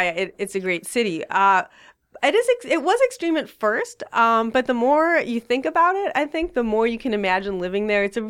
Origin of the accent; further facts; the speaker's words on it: New York City, New York, United States; moved away as an adult; now in Toronto, Canada; So I actually started off living somewhere else. I originally am from the East Coast. I'm from New York City.